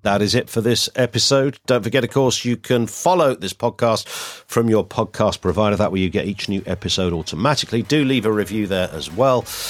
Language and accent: English; Kent, South East England, United Kingdom; when I was a kid, 'cause I grew up in Kent